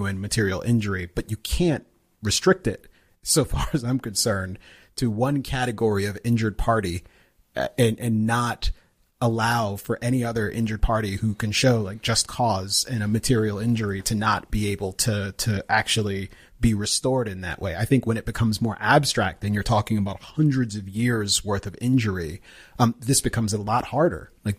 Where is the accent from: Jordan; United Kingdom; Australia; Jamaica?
Jamaica; I can't have an opinion on it in public because I'm Jamaican.